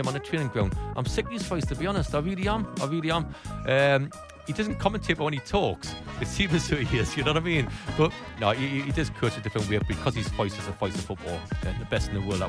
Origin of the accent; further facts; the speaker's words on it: Gateshead, North East England, United Kingdom; I'm from Gateshead